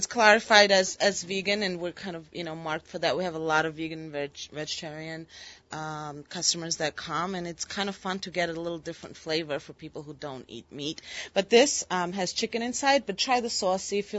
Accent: Georgia; moved away

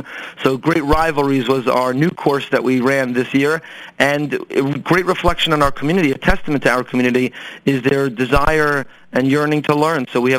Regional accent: Teaneck, New Jersey, United States; Teaneck, New Jersey.

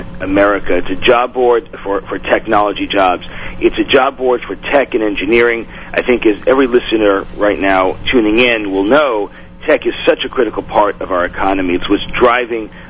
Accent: New York City, New York, United States; I'm born in Brooklyn

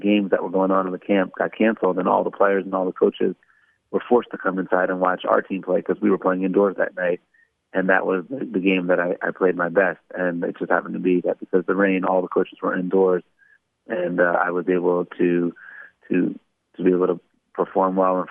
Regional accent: Baltimore, Maryland, United States; I grew up in Baltimore, Maryland.

